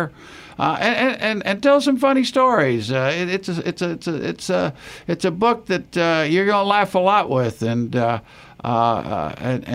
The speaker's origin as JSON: {"language": "English", "town": "Tampa", "region": "Florida", "country": "United States", "tie": "born or raised there", "said": "Growing up in Tampa, Florida"}